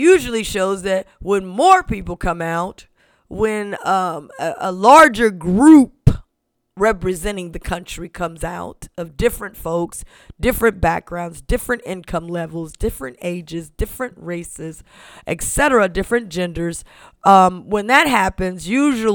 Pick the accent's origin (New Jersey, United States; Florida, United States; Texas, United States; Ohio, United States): Ohio, United States; my home state of Ohio